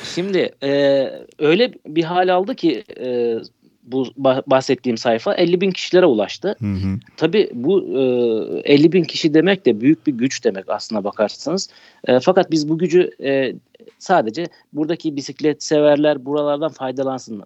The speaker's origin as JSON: {"language": "Turkish", "region": "Isparta", "country": "Turkey", "said": "Ispartalıyım, Isparta'da yaşıyorum"}